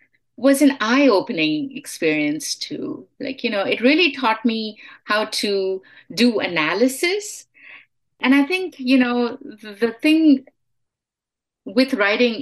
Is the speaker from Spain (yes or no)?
no; India; moved away as an adult; now in United States; Yeah, I have been here for most of my life, but I am Indian. I mean, I am Indian American.